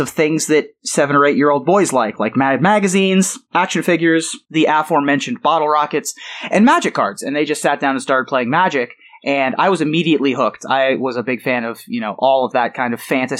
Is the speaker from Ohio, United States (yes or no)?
yes; Columbus, Ohio, United States; also born or lived in Silver Spring, Maryland; I grew up in Columbus.